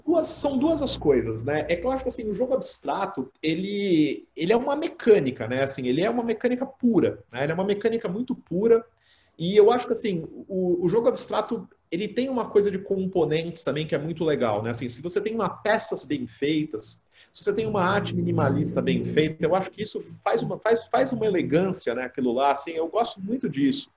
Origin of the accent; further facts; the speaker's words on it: Catanduva, São Paulo, Brazil; sou nascido em Catanduva, né? E aqui, assim, como toda, como toda boa cidade do interior ali nos anos 90